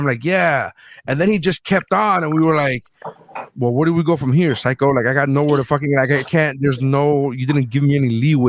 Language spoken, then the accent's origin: English; Miami, Florida, United States; I'm from Miami